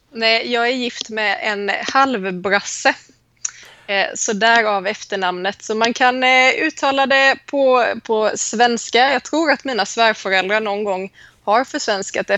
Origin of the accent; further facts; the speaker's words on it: Småland, Sweden; accent: Småland dialect; moved away as an adult; also born or lived in Sävsjö; now in Helsingborg, Sweden; jag mm. kommer, vilket man hör på min dialekt, ursprungligen från Småland